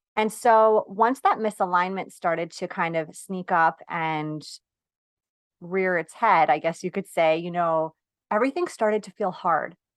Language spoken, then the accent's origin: English; New York, United States; I'm from New York.